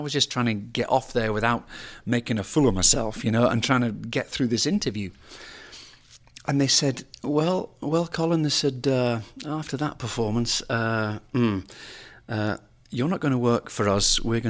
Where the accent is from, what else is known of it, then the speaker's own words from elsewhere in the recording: United Kingdom; now in United States; we knew each other, being foreigners as such, him being Australian, me being British.